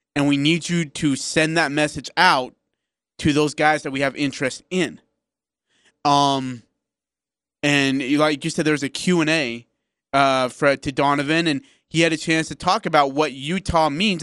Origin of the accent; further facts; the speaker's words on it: India; moved away; I'm from India